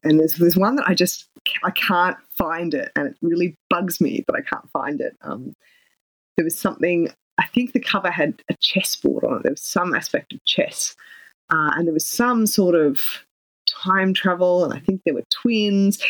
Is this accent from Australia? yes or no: yes; Canberra, Australian Capital Territory, Australia; my hometown in Canberra